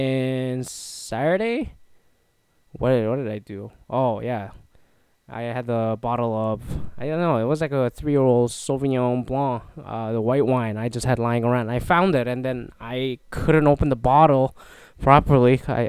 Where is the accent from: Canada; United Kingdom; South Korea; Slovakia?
Canada; now in United States; I'm a Canadian citizen living in the US. Come to think of it, I immigrated twice.